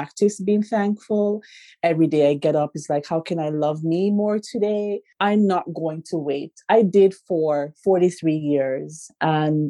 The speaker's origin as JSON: {"language": "English", "country": "Jamaica", "moved": "yes", "lives_now": "Canada", "said": "I'm from Jamaica"}